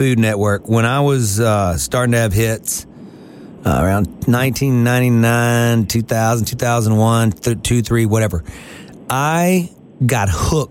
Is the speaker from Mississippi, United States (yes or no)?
yes; Mississippi, United States; I was born in Mississippi